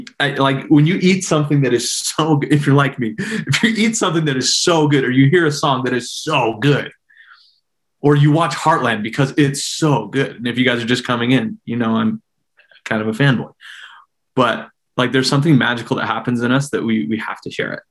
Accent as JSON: {"language": "English", "town": "Salt Lake City", "region": "Utah", "country": "United States", "tie": "born or raised there", "said": "I grew up in the Mill Creek neighborhood on the east benches of Salt Lake City"}